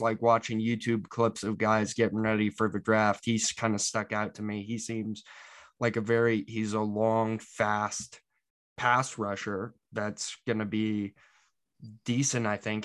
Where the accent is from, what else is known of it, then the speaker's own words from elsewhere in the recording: Utah, United States; I'm from Utah